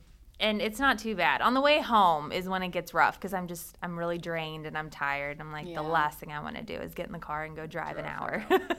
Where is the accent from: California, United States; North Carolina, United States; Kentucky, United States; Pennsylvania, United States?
Kentucky, United States; Northern; also born or lived in Lexington, Kentucky / Indiana; I was born in Lexington, so I have family here. Okay. My grandma, my dad, they all live here. But then I kind of moved around in Indiana for a while. But then in sixth grade, I moved back to Northern Kentucky, and I kind of stayed there.